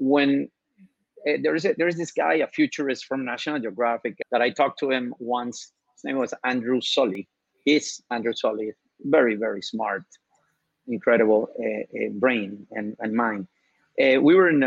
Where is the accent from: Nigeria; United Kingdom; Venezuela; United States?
Venezuela; I'm from Venezuela